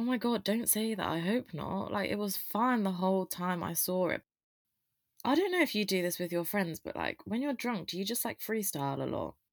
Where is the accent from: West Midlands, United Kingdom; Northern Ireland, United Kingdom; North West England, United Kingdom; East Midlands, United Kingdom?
East Midlands, United Kingdom; Loughborough; moved away; also born or lived in Reading; I am from Loughborough, but obviously I go to Reading Uni with Tom